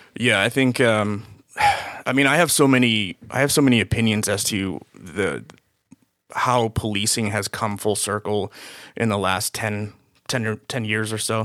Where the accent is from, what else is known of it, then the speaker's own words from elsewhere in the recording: Boston area, Massachusetts, United States; moved away as an adult; now in Los Angeles, United States; I was born and raised in Boston. Uh, actually, a city s, right outside of Boston.